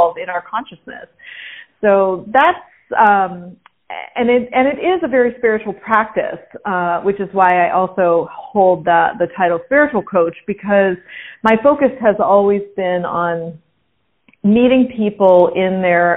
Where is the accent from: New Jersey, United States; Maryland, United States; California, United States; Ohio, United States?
California, United States; Pasadena; moved away as an adult; also born or lived in Italy; I was born and raised in Pasadena, California